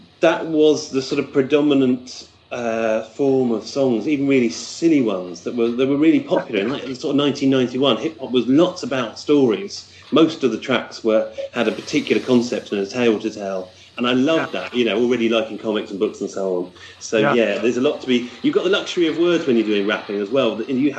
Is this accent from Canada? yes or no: no; United Kingdom; I am a British